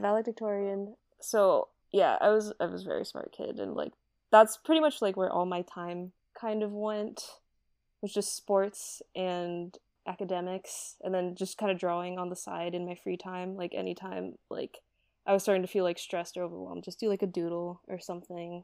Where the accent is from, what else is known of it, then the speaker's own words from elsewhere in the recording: Hawaii, United States; now in Los Angeles, United States; I'm from Hawaii